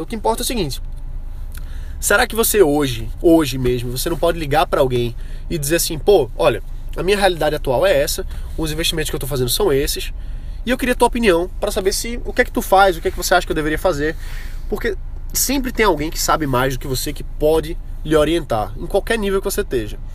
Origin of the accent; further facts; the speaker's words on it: Brazil; nós, como brasileiros